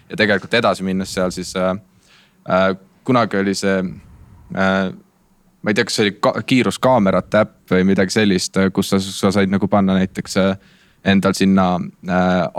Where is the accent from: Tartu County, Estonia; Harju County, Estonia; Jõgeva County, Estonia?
Tartu County, Estonia; Tartu; also born or lived in Viljandi; ma ise olen Tartust pärit ja käin, käin Viljandis koolis